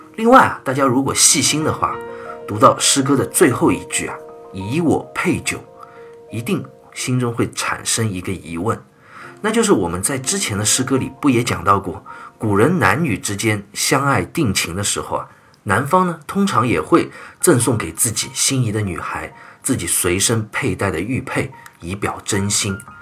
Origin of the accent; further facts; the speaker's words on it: China; 我们中国人很特别的一个文化，就是请吃饭的文化